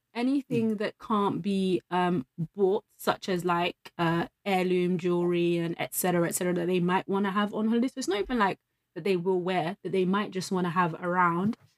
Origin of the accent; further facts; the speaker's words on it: London, United Kingdom; I'm from London.